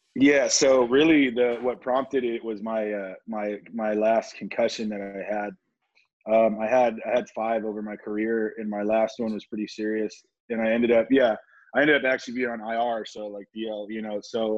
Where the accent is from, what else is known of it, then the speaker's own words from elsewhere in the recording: Oceanside, California, United States; it was great growing up here